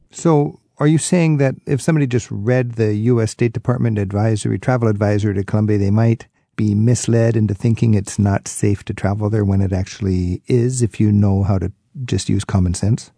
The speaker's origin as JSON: {"language": "English", "country": "United States", "said": "as an American"}